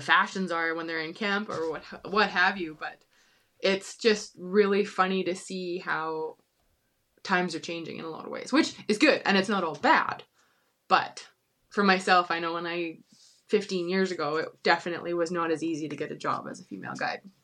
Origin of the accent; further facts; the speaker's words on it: Kelowna, British Columbia, Canada; I grew up in Kelowna